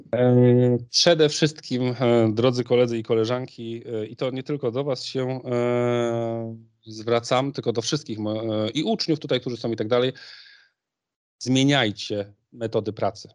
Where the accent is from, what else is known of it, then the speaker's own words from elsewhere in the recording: Poznań, Greater Poland, Poland; Jestem w, z Poznania, w Poznaniu się uczyłem